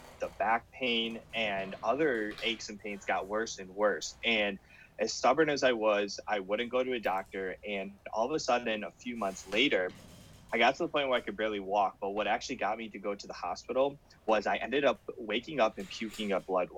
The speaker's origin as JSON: {"language": "English", "town": "Cleveland", "region": "Ohio", "country": "United States", "said": "I'm from Cleveland, Ohio, and I was at a local hospital at the time."}